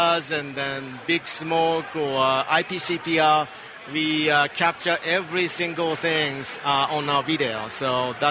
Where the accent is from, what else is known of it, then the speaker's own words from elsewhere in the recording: Japan; now in Columbus, United States; I'm from Japan